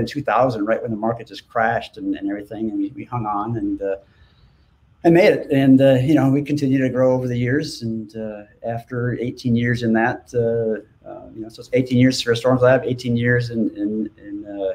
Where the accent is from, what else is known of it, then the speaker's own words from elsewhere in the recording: St. Paul, Minnesota, United States; moved away as an adult; now in Norman, United States; I grew up in Minnesota, in St. Paul, and spent my first 19 years of my life there